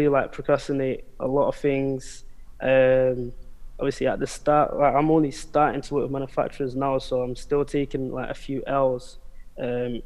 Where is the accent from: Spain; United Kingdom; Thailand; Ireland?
United Kingdom; born or raised there; also born or lived in Angola / Portugal